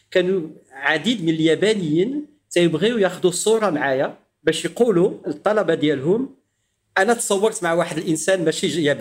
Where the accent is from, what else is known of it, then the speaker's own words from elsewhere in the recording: Morocco; accent: Moroccan; يعني الاصدقاء ديالي والزملاء ديالي الاساتذه كلهم عارفيني مغربي